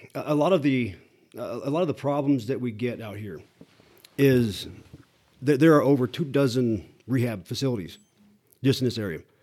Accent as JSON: {"language": "English", "region": "Iowa", "country": "United States", "tie": "born or raised there", "also_born_or_lived": "Topeka, Kansas", "moved": "yes", "said": "I grew up in a, in a small t, a small town in Iowa"}